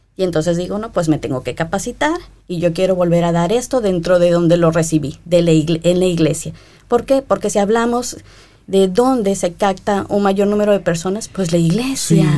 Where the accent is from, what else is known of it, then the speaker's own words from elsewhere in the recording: Coatzacoalcos, Veracruz, Mexico; yo no soy de la capital de México, Coaxacualcos, Veracruz, mi terruño